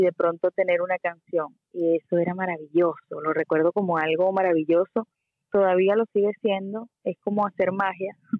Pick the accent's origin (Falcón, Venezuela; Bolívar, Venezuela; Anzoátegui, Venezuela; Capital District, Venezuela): Anzoátegui, Venezuela; Puerto La Cruz; moved away as an adult; also born or lived in Caracas, Venezuela; now in Miami, United States; yo soy de Puerto La Cruz, me fui a Caracas a los 18